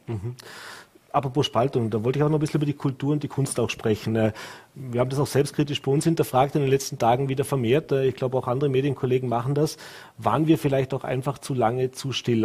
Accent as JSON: {"language": "German", "region": "Vorarlberg", "country": "Austria", "said": "bei uns in Vorarlberg"}